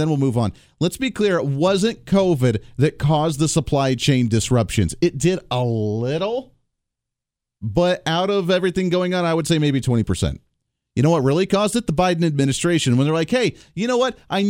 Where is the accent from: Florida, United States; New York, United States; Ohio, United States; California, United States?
Ohio, United States; moved away; I lived in Ohio. I grew up in Ohio. I went to college in Ohio. I spent a couple years ago there. I went to Ohio again for about 6 months.